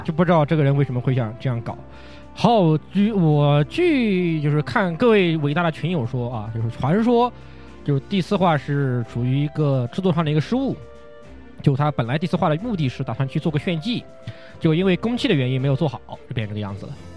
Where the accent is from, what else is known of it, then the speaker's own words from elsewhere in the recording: China; 我跟他们说我中国人